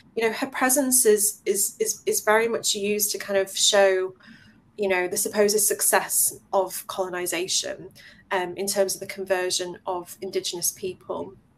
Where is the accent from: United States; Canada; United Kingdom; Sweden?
United Kingdom; England